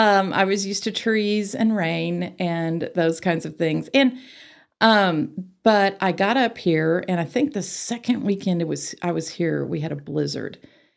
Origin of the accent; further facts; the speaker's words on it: Arlington, Texas, United States; moved away as an adult; also born or lived in Waco, Texas / Houston, Texas; now in Amarillo, United States; I grew up in Arlington.